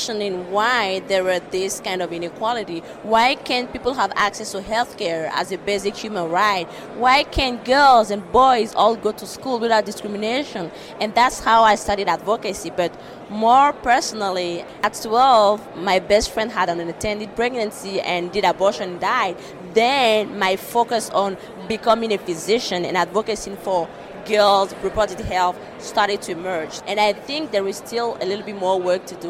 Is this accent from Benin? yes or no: yes; Benin; I'm from Benin